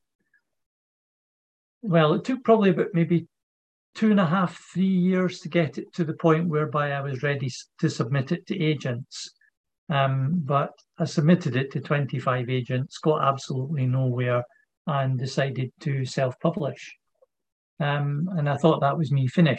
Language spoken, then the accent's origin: English; Edinburgh, Scotland, United Kingdom; also born or lived in Leith; now in Aberdeen, United Kingdom; I was born in Edinburgh in hospital, obviously, but then for the first 7-8 years of my life, I lived in Leith, and then we moved to a different part of Edinburgh